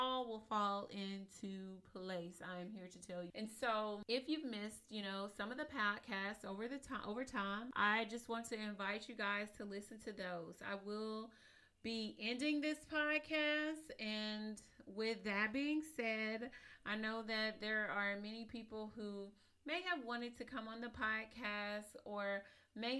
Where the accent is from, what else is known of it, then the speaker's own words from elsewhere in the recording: East Texas, United States; I am from East Texas. I'm a country little girl from East Texas.